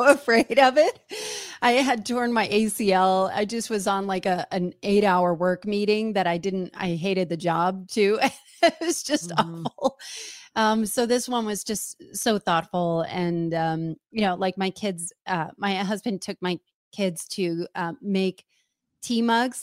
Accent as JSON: {"language": "English", "region": "New Jersey", "country": "United States", "said": "I'm from New Jersey"}